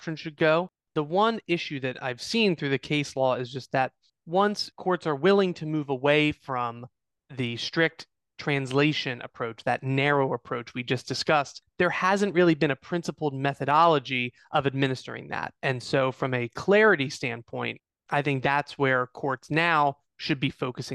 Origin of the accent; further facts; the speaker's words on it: Eastern District of Pennsylvania, United States; the Eastern District of Pennsylvania, my hometown